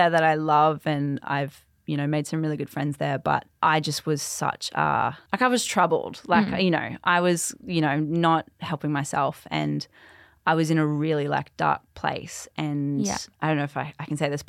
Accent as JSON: {"language": "English", "region": "Queensland", "country": "Australia", "tie": "born or raised there", "said": "So I grew up in central Queensland. Yep. So like 3 hours inland from Mackay."}